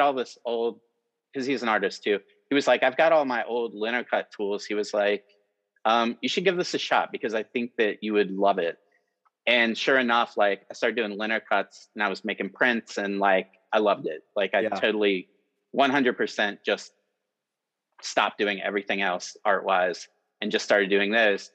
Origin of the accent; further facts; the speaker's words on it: Cincinnati, Ohio, United States; growing up here in Cincinnati